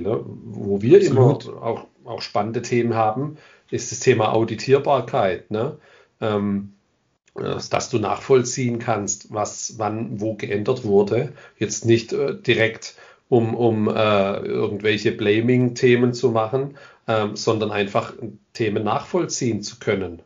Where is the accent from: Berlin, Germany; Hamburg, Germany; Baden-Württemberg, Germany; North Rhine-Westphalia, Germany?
Baden-Württemberg, Germany; Ländle; ich komme aus dem Ländle. Ich hoffe, das hört man nicht am Ende zu arg.